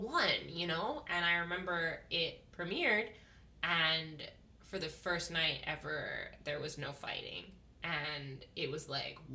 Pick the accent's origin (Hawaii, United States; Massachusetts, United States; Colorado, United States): Hawaii, United States; Makaha; I'm from Makaha